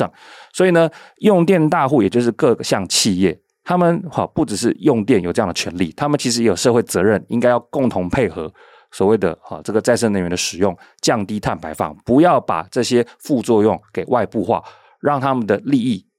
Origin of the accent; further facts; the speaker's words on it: Taiwan; 那这个教训对比到台湾，难道我们台湾人就应该去分享那些大企业所产生的恶果吗？